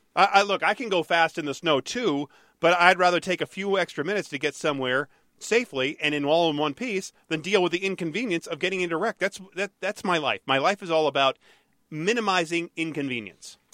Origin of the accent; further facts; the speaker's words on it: Detroit, Michigan, United States; when I was growing up in Detroit